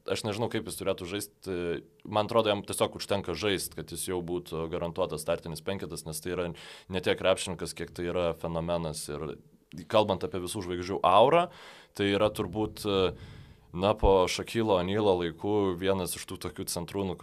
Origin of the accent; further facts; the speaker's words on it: Lithuania; kad vis dėlto esu lietuvis